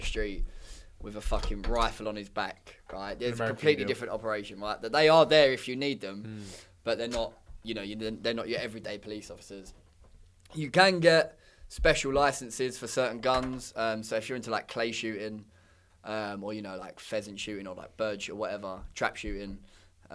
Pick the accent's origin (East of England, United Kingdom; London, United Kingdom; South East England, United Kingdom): London, United Kingdom; I'm from London